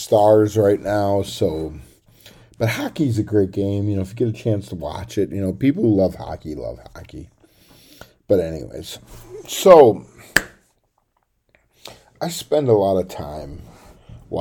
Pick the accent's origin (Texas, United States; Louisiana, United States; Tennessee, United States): Tennessee, United States; where I grew up in Tennessee